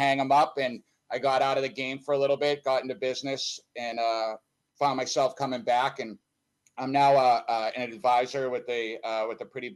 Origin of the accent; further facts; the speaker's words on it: Boston, Massachusetts, United States; accent: Boston; also born or lived in Canton, Massachusetts; I'm originally from Boston, Mass. I actually grew up in a little town. I originally grew up in the North Bend, and then I moved out of there to a place called Canton